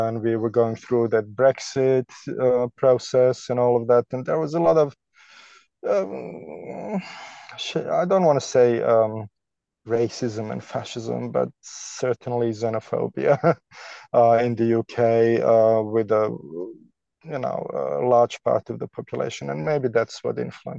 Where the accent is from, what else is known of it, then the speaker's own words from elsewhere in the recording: Canada; moved away as an adult; also born or lived in Toronto, Canada; now in London, United Kingdom; We're both Canadian